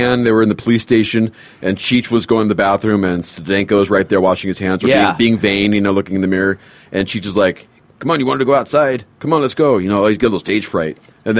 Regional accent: Los Angeles, California, United States; I grew up in Northridge.

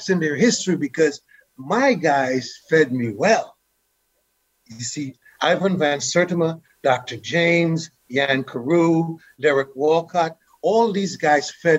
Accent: Guyana; now in United States; Growing up in Guyana, we had some political issues.

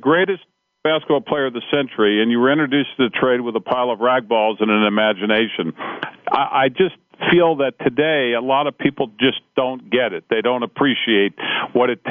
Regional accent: Cincinnati, Ohio, United States; I grew up in Cincinnati.

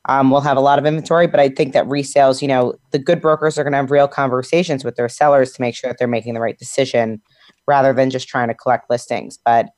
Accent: Westchester, New York, United States; I grew up in Westchester and I've been in Westchester mm-hmm. since March now.

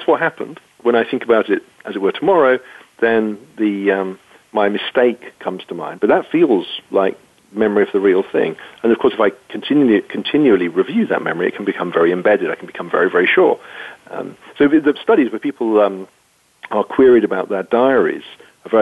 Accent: United Kingdom; being British

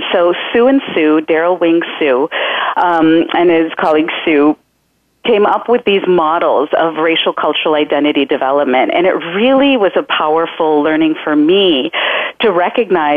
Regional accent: Michigan, United States; also born or lived in Chicago; now in California, United States; I grew up in a pretty rural city in mid-Michigan, and it was pretty mono-ethnic

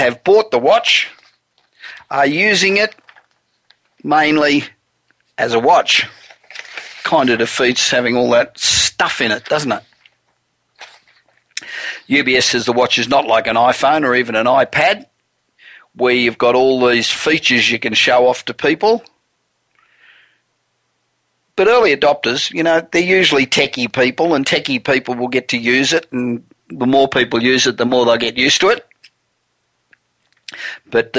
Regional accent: Australia; moved away as an adult; now in United States; I'm originally Australian, coming here 27 years ago

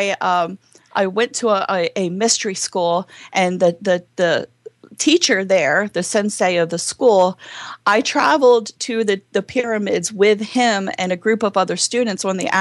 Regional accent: Baltimore, Maryland, United States; accent: Southern; Baltimore; I grew up in Baltimore, Maryland.

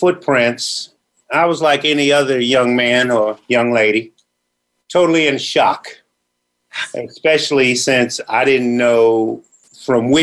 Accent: Rockville, Maryland, United States; also born or lived in Washington, D.C. / Shady Side, Maryland / Gaithersburg, Maryland; I was born in D.C., but spent most of my youth in Maryland, between Shadyside, Maryland, and Rockville, Maryland, where I graduated from high school

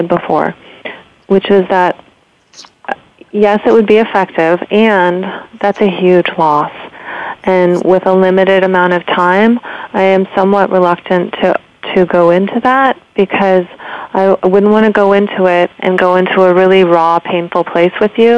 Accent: San Francisco Bay Area, California, United States; moved away as an adult; now in Lenox, United States; born and raised in the San Francisco Bay Area, and just moved to the beautiful Berkshires of Western Massachusetts in 3 months ago

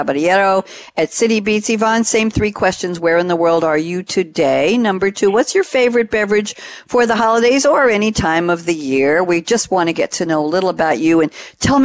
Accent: Long Island, New York, United States; moved away as an adult; now in North Carolina, United States; I just moved to North Carolina a little over a year ago, and I miss a little bit about New York and Long Island. I was a Long Island girl for many, many years

